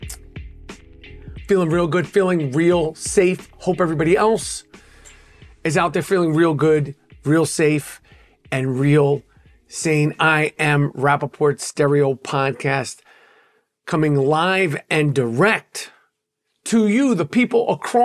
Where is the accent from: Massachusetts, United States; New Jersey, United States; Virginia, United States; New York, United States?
New York, United States; As a New Yorker